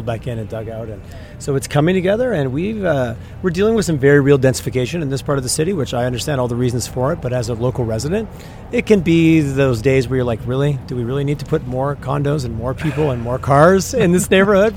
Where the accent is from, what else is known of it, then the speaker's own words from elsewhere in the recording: Montreal, Quebec, Canada; moved away as an adult; now in Calgary, Canada; I am a proud Calgarian now, but originally from Quebec